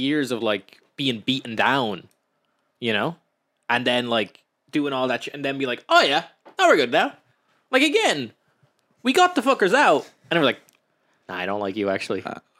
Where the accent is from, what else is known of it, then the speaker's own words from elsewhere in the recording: Ireland; I do like being Irish